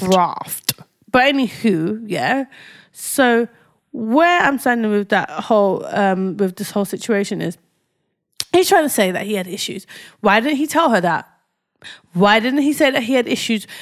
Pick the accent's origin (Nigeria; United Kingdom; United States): Nigeria; As a Nigerian, I've been brought up to trust the Irish